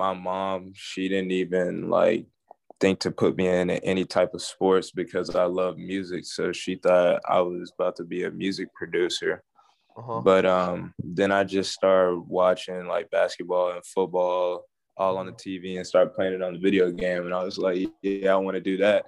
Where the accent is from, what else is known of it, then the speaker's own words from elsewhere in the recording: Frisco, Texas, United States; moved away as an adult; now in Indiana, United States; I'm from Frisco